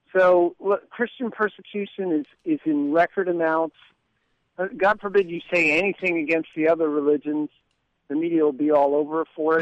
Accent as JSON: {"language": "English", "region": "New York", "country": "United States", "moved": "yes", "said": "I'm obviously originally from New York"}